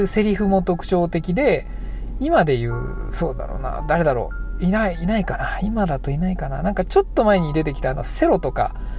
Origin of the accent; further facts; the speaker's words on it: Saitama, Japan; moved away; 僕ら埼玉県出身の